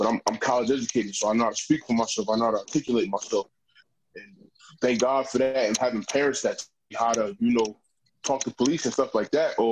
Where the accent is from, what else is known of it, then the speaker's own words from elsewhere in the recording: New York City, New York, United States; moved away as an adult; I'm originally from Queens, New York. One of the five boroughs in New York City, if you're familiar with the area. So I grew up mostly in the city